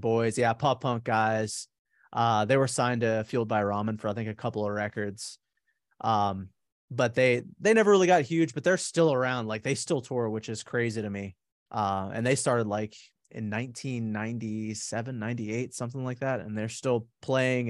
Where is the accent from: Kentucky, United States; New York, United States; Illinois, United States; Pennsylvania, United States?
Pennsylvania, United States; Pittsburgh; now in Charlotte, United States; I'm originally from Pittsburgh. I, uh, I was born and raised there